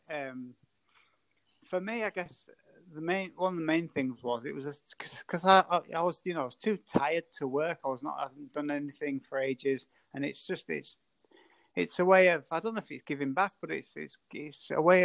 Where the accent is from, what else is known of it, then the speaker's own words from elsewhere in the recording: Scarborough, Yorkshire and the Humber, United Kingdom; moved away as an adult; also born or lived in Manchester; my hometown of Scarborough